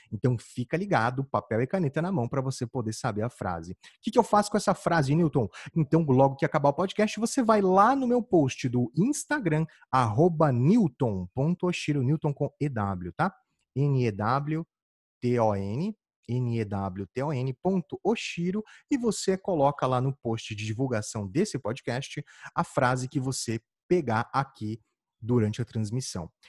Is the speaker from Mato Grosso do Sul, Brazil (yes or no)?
yes; Campo Grande, Mato Grosso do Sul, Brazil; moved away; eu sou de Campo Grande, Mato Grosso do Sul, e lá, na época que eu morava lá, já fazia uns quinze anos